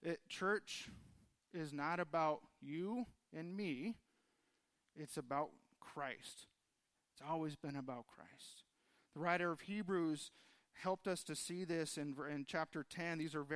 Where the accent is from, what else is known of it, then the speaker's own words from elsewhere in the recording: Los Angeles, California, United States; now in Tucson, United States; fairly new to Tucson, still trying to figure out what Tucson was all about. I came from Los Angeles area, so much different than what we have here.